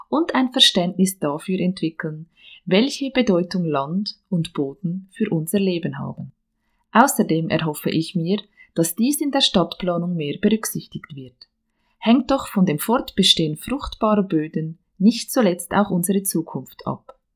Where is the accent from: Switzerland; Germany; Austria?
Switzerland; Bern; now in Dietikon, Switzerland; Geboren und aufgewachsen bin ich im Emmental, im Kanton Bern.